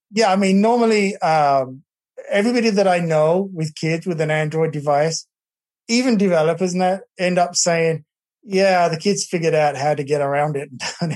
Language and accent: English; England, United Kingdom; now in Texas, United States; my family back in England